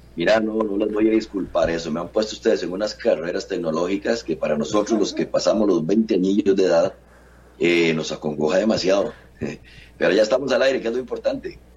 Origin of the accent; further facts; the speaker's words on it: San José, Costa Rica; yo nací en San José, en San Francisco de los Ríos, eh, aquí en el barrio Santa Marta de San Francisco de los Ríos. Aquí dejé el ombligo y aquí me mantengo todavía viviendo.